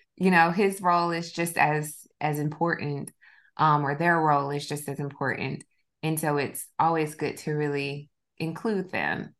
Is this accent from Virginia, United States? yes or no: no; South Georgia, United States; my old my hometown. I'm from South Georgia